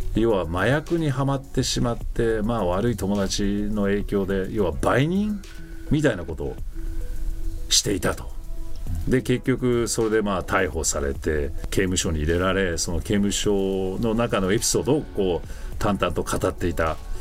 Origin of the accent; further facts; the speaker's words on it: United States; 我々アメリカ人